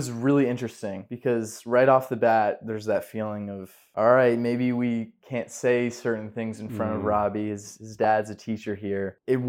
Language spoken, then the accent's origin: English; Charlottesville, Virginia, United States; I was born in Martha Jefferson, but lived here, like you said, my whole life.